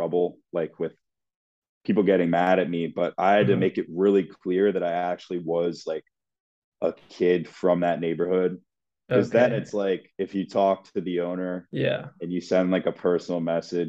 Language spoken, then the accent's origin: English; Rockville, Maryland, United States; I'm from Rockville, Maryland